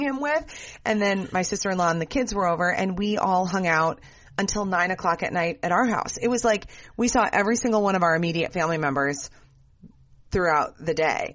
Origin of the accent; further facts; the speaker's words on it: Minnesota, United States; we grew up in Minnesota